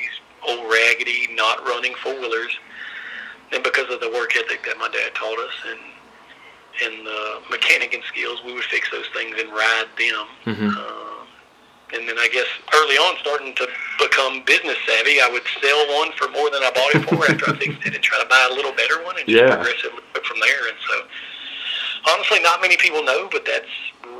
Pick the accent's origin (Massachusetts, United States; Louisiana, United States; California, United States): Louisiana, United States; born and raised in Louisiana, a small town in the northwest corner of Louisiana